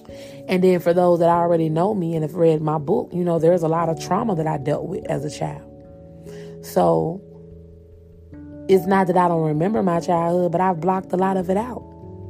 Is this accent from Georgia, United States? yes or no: yes; Columbus, Georgia, United States; born there; You know, I remember I was born in Columbus, Georgia. I was there. I don't remember a lot. I remember the people that I grew up with.